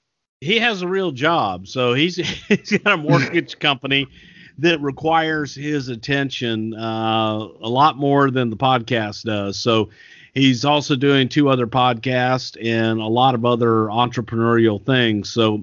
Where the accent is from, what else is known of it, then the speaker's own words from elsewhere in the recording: Texas, United States; accent: Texas; I can do that with my Texas accent.